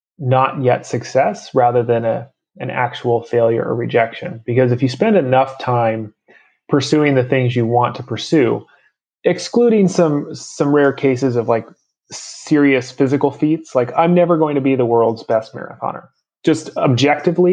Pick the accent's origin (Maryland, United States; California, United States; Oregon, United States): Oregon, United States; I grew up in Oregon